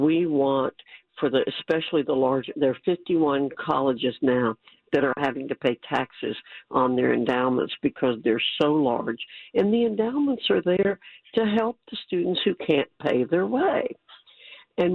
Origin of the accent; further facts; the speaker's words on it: New York, United States; I was born in New York